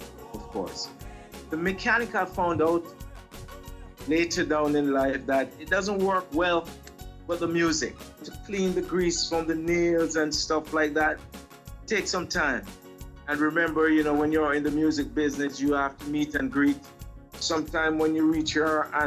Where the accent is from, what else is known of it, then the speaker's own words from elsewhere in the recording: Kingston, Jamaica; I was born really in Kingston, Jamaica